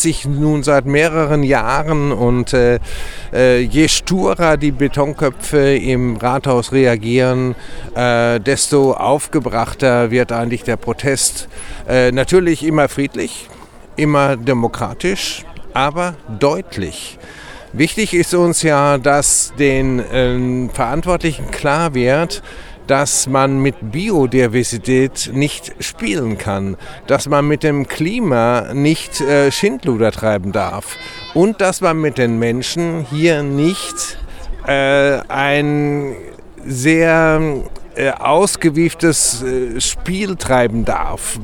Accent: Freiburg, Baden-Württemberg, Germany; als Anwohner und als Freiburger

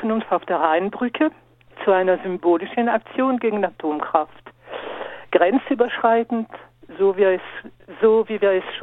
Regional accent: Grand Est, France; Aber es ist noch nicht aus im Nachbarland für Deutschland, also bei uns in Frankreich.

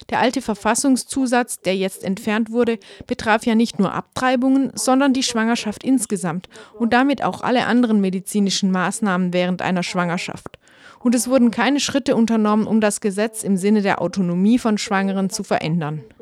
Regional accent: Munster, Ireland; zum Beispiel in meiner Heimatregion Kerry.

